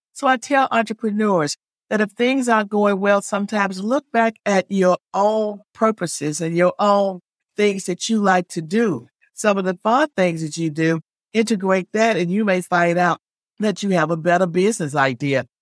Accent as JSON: {"language": "English", "region": "Alabama", "country": "United States", "tie": "born or raised there", "moved": "as an adult", "lives_now": "Virginia Beach, United States", "said": "I didn't grow up in Virginia. I grew up in Alabama"}